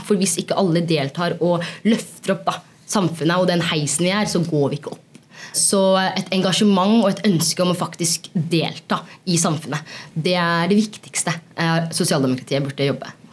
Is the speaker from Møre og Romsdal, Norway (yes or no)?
no; Oslo, Norway; moved away as an adult; now in Trondheim, Norway; Jeg kommer fra Oslo. Jeg kommer fra et sted som heter Mortensrud, og så er jeg blitt litt trønder.